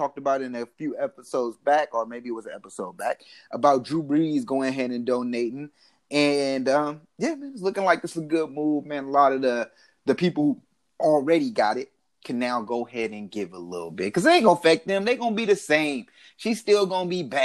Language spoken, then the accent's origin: English; Oakland, California, United States; I'm from Oakland